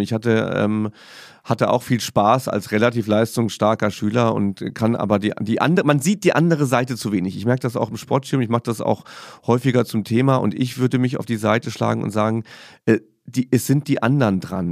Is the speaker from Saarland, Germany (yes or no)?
yes; Saarland, Germany; Ich bin ja Saarländer.